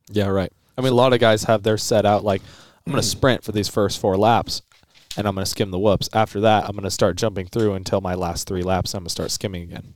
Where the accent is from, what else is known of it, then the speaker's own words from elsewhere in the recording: Colorado, United States; I'm from Colorado.